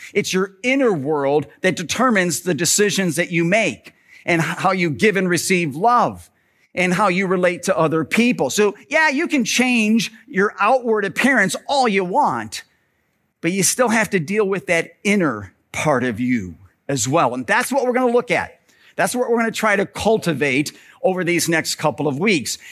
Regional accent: Parma, Ohio, United States; when I was in grade school and I was growing up in Parma, my dad was the pastor at Bethany Lutheran Church on Ridge Road there in Parma.

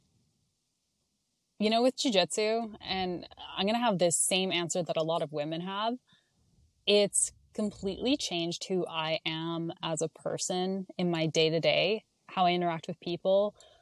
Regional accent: Canada; I'm Canadian

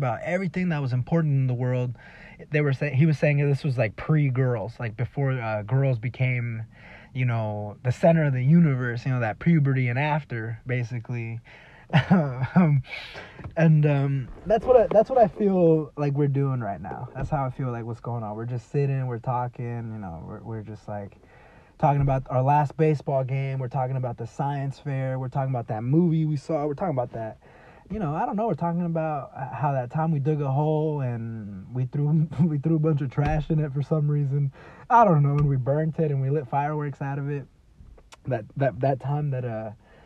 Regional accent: Texas, United States; moved away; also born or lived in California; I'm a Texan

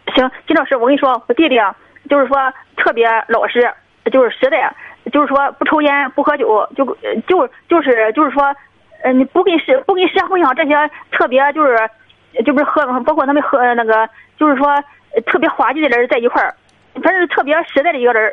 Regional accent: Dezhou, Shandong, China; now in Beijing, China; 我是山东德州的

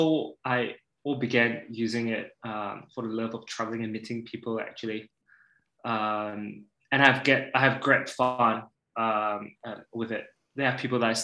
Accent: Sabah, Malaysia; moved away as an adult; also born or lived in United Kingdom / Kota Kinabalu; now in Sweden; I am originally from Malaysia. I grew up in the Borneo Island for the first 6 years. Well, for the first 18 years of my life

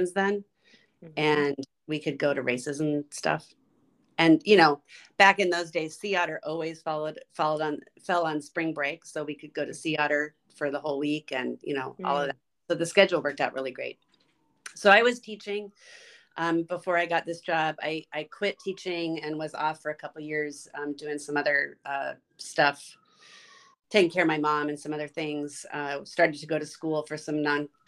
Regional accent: La Mesa, California, United States; also born or lived in Ocean Beach, San Diego / Chula Vista; I grew up in La Mesa, and I went to Monta Vista High School and San Diego State, and really never left

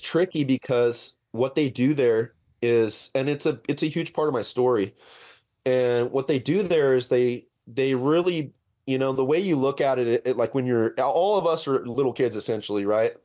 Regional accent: La Verne, California, United States; I grew up in Laverne, uh, in California

